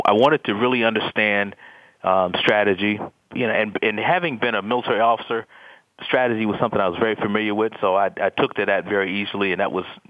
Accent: Detroit, Michigan, United States; I was from Detroit

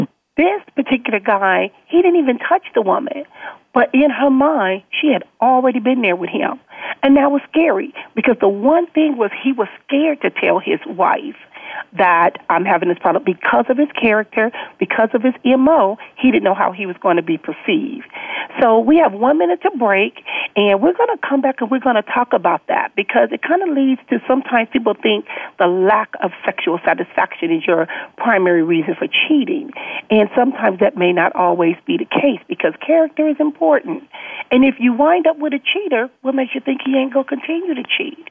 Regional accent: Compton, California, United States; growing up in Compton, most of my friends were always men

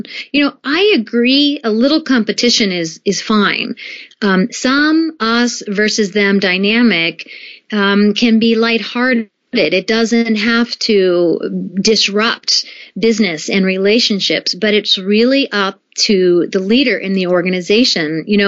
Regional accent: United States; moved away as an adult; also born or lived in Japan; I grew up in the United States for the most part

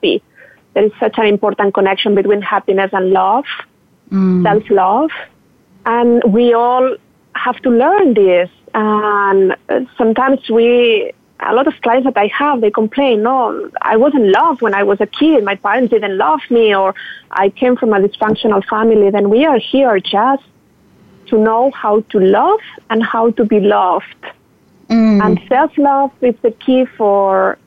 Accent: Barcelona, Catalonia, Spain; moved away as an adult; also born or lived in New York; now in Miami, United States; I'm Spanish, from Barcelona, and I moved to the U.S. 8 years ago

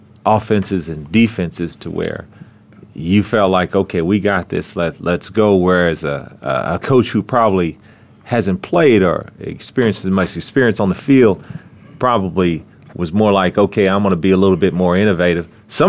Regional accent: Oklahoma City, Oklahoma, United States; I'm from Oklahoma City.

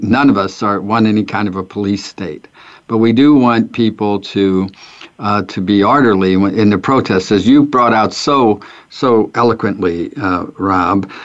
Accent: St. Louis, Missouri, United States; also born or lived in Ferguson, Missouri; I grew up in North St. Louis, which was uh, at that time uh, it was uh, it was ghetto area, and then um, my family moved from North St. Louis to Ferguson

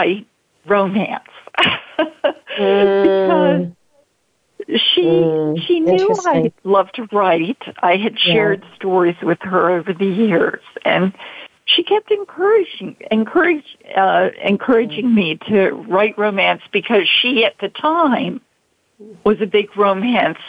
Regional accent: Baltimore, Maryland, United States; I'm from Baltimore originally

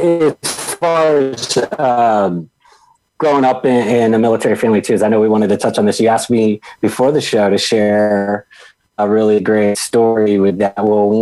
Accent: Virginia Beach, Virginia, United States; also born or lived in Texas / St. Louis; And then I spent the remainder of growing up in Norfolk. And well, really, we lived in Virginia Beach, Virginia, but the Norfolk Air Naval Base is there.

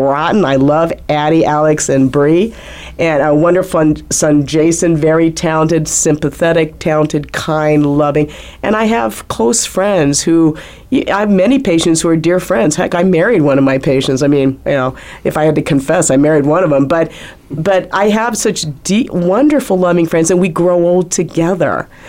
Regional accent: Philippines; now in United States; I was born in the Philippines

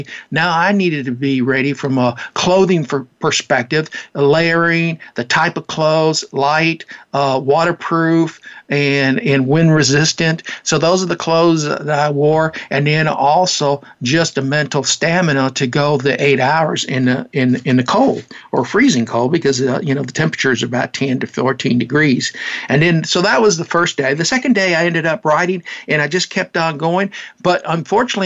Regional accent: Leesville, Louisiana, United States; moved away; also born or lived in Annandale; I went on down to my hometown, down to Leesville, Louisiana

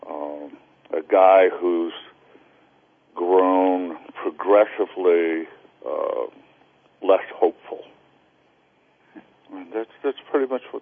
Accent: Salinas, California, United States; born there; Salinas is in California. So it's a it's a common mistake.

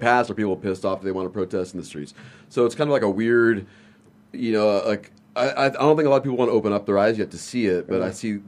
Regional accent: Victorville, California, United States; moved away; I'm from Southern California

